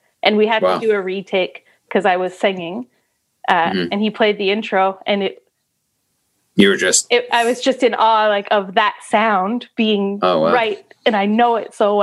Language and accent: English; Sudbury, Ontario, Canada; moved away; I'm coming from Sudbury too